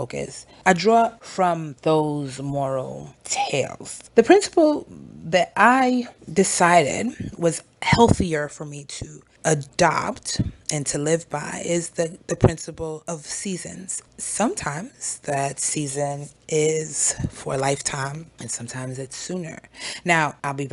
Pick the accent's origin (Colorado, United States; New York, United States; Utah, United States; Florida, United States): New York, United States; New York City; moved away as an adult; also born or lived in Oklahoma; I'm originally from Brooklyn, New York